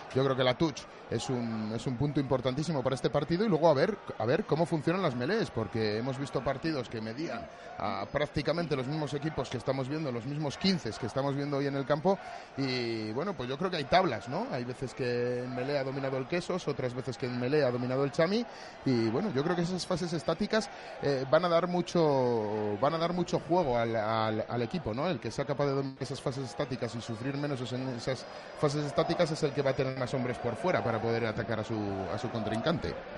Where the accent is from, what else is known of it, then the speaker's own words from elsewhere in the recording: Valladolid, Castile and León, Spain; como vallisoletano que soy